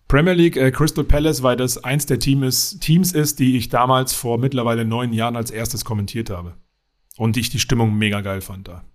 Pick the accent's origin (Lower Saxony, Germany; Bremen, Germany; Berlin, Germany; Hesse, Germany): Berlin, Germany; moved away as an adult; also born or lived in Dingolfing, Bavaria; now in Bavaria, Germany; ich bin eigentlich Dingolfinger, aber in Berlin aufgewachsen